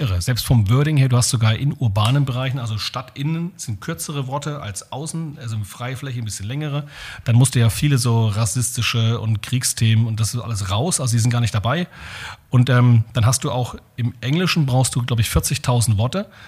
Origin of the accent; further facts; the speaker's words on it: Germany; als Deutsche